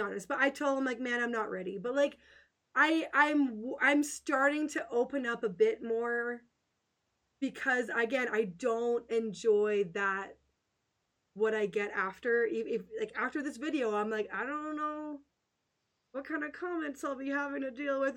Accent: Western Canada, Canada; I'm just a nice little Canadian girl

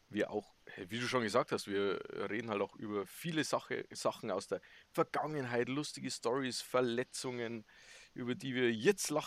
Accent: Bavaria, Germany; Wir sind aus der Nähe vom Chiemsee. Wunderschön, Berge, See, alles da.

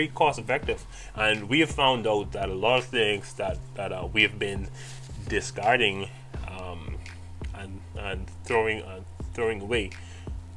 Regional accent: Bahamas; I'm from the Bahamas

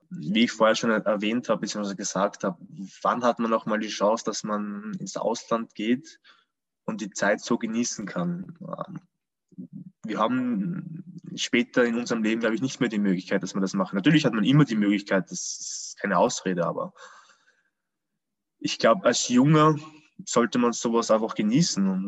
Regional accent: Austria; Ich war natürlich als Österreicher Punkt neun vom Büro

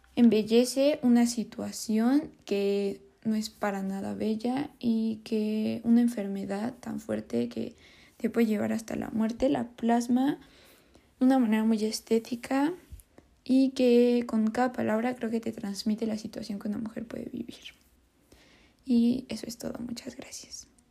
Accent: Mexico; nosotros como mexicanos

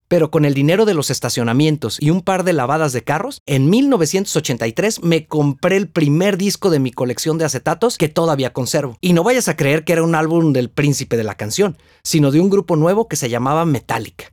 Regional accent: Guadalajara, Jalisco, Mexico; en el mismo hospital donde yo nací

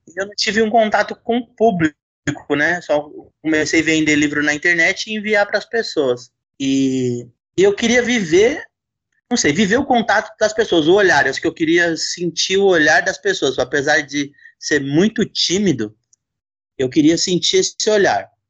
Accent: São Paulo, Brazil; now in Jundiaí, Brazil; Hoje eu moro em Jundiaí, mas sou de São Paulo.

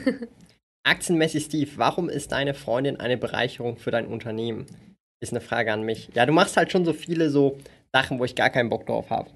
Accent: Zurich, Switzerland; Ich bin aus Zürich. Aus dem Kreis vier.

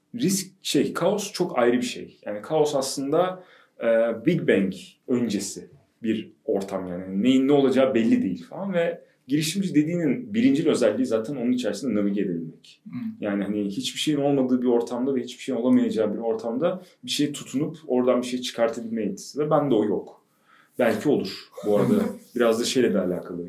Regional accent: Ankara, Turkey; ben e, işte Ankaralıyım. TED mezunuyum.

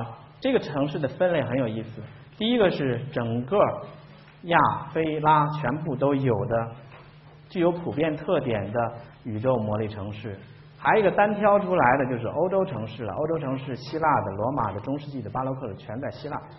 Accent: China; 这是硬翻过来的，我们中国人的词汇里边没有这个词儿啊

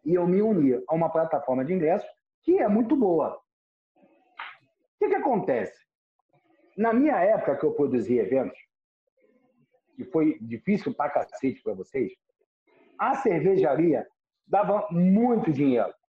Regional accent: Rio de Janeiro, Brazil; E eu nasci em Ipanema, eu era da Zona Sul

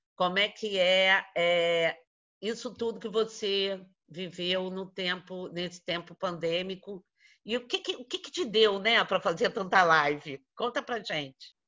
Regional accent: Rio de Janeiro, Brazil; nós que somos da cidade do Rio de Janeiro

